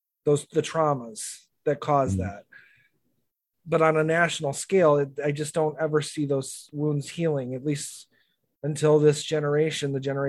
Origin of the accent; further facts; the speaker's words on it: United States; as an American